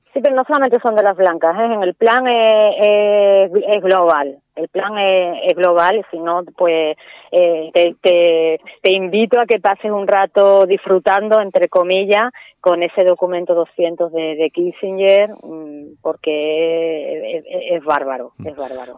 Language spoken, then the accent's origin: Spanish; Spain